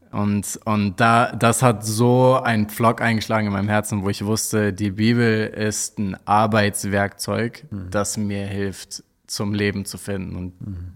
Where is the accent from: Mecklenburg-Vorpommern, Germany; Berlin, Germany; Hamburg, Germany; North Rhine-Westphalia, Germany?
Hamburg, Germany; ich komme aus Hamburg